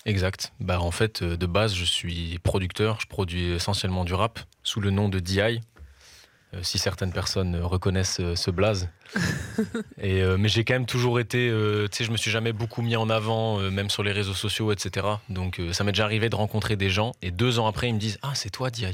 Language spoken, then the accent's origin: French; Brussels, Brussels-Capital Region, Belgium; je suis un chanteur, auteur, compositeur, interprète. Euh, je fais de la musique pop et je viens de Bruxelles